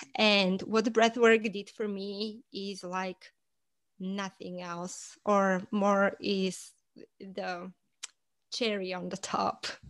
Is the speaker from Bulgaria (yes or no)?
yes; Bulgaria; moved away as an adult; now in United States; I am originally from Bulgaria, and I moved to the States about fifteen, almost actually sixteen years ago.